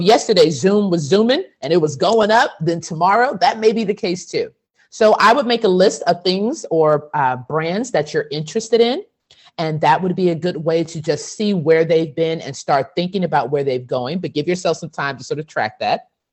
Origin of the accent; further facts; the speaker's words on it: Texas, United States; I'm from Texas and my whole family's been from Texas since forever